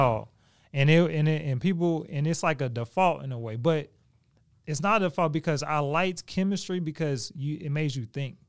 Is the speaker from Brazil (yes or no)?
no; Oklahoma City, Oklahoma, United States; We, we stayed in the same area. We grew up in Oklahoma.